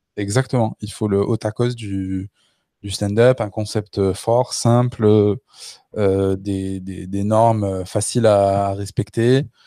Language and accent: French; Le Puy-en-Velay, Auvergne-Rhône-Alpes, France; la ville où j'ai grandi, au Puy-en-Velay, c'est 20 000 habitants